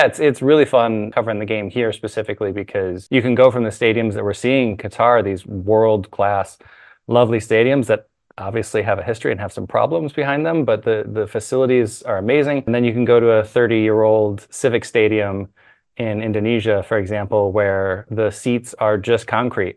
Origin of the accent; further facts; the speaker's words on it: United States; accent: American; moved away as an adult; also born or lived in South Korea; Being an expat, as folks will tell from the accent, being an American abroad